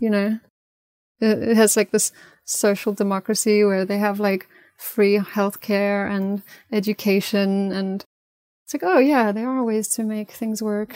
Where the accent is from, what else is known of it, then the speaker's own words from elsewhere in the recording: South Africa; moved away as an adult; growing up in South Africa had a massive impact, and living my, most of my life there, I still go back a lot